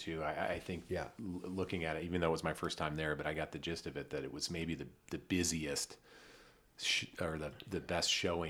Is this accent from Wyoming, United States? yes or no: no; Michigan, United States; moved away; the little resort that I grew up skiing in Michigan